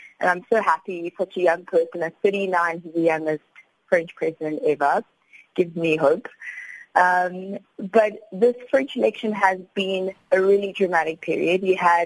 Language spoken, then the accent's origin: English; South Africa; as a South African